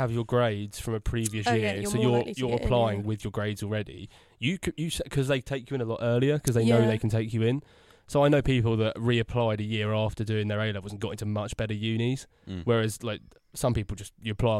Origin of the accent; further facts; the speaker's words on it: England, United Kingdom; accent: English; Oh, my problem is I do it in such an English accent